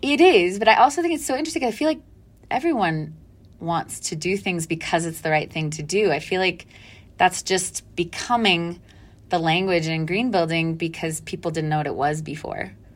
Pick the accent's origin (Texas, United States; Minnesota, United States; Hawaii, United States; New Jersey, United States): Texas, United States; Dallas; I grew up in Dallas, mostly